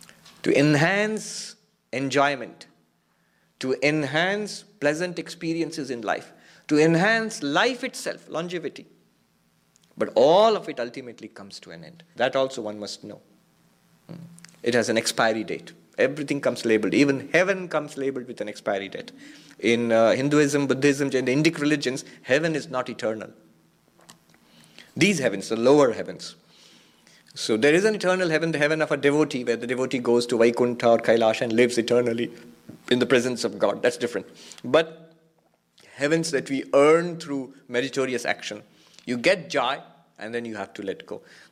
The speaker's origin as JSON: {"language": "English", "region": "California", "country": "United States", "said": "The ego, I am a man, I am an American, I'm a Californian, I was about to say Texan, because I was in Texas last week"}